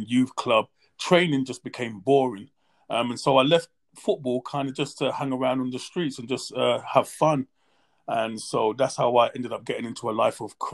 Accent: London, United Kingdom; I grew up in a place called Hackney, East London.

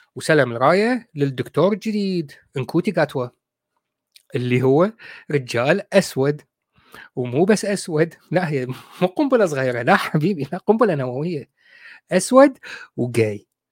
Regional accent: Iraq; moved away as an adult; now in United Kingdom; نحن عندنا بالعراق

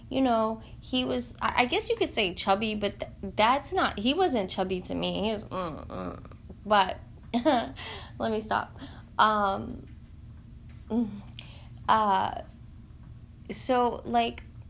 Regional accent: Tennessee, United States; I'm from Tennessee

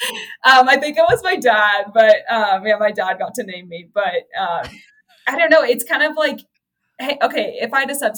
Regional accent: Santa Cruz, California, United States; moved away as an adult; also born or lived in Arkansas; I'm from Santa Cruz, California. So it's like a small, central coast town

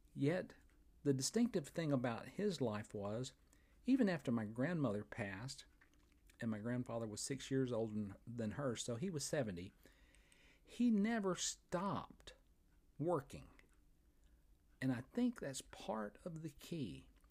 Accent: Fort Payne, Alabama, United States; right here in my hometown of Fort Payne, Alabama, at the foot of Lookout Mountain

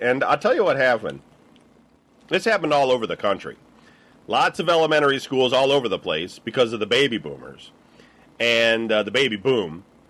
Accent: Clawson, Michigan, United States; also born or lived in Detroit; I was born in Detroit.

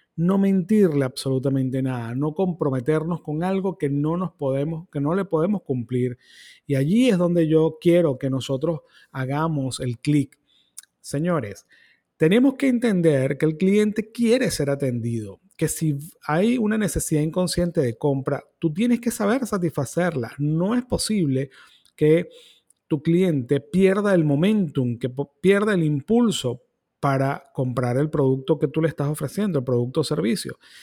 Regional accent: Venezuela; ciertamente soy venezolano

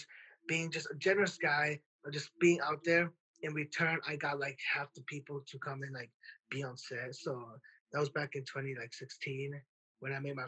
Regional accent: Worthington, Minnesota, United States; I'm from a small town called Worthington, Minnesota, which is southwest Minnesota

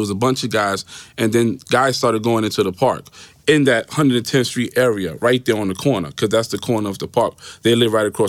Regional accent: New York City, New York, United States; also born or lived in Harlem, New York City; Originally, I was born in Harlem, moved to the Bronx. My dad was from Puerto Rico. Mother was born here. She's Puerto Rican also.

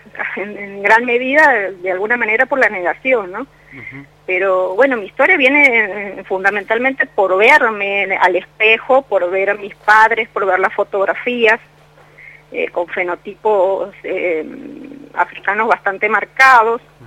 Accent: Santiago del Estero, Argentina; now in Mendoza, Argentina; Orgullosamente santiagueña y, sintiéndolo, sintiendo mucho la ausencia porque del pago, porque llevo muchos años acá en Mendoza

